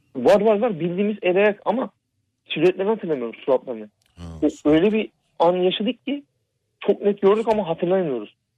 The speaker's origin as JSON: {"language": "Turkish", "region": "Black Sea Region", "country": "Turkey", "also_born_or_lived": "Ordu / Istanbul", "said": "biz Karadenizliyiz"}